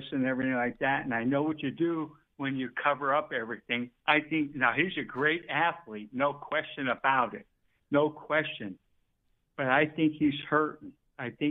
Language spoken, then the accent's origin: English; Wilkes-Barre, Pennsylvania, United States; I grew up in Wilkes-Barre, Pennsylvania